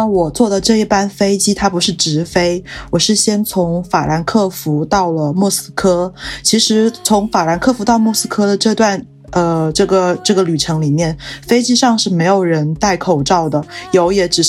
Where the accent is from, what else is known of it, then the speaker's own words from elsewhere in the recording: China; 就有点像我们中国人这么多人跑到国外去，